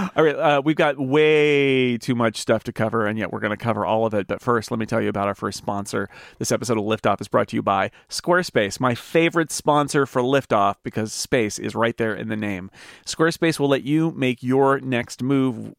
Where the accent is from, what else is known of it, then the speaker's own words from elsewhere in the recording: Sonora, California, United States; my hometown of Sonora, California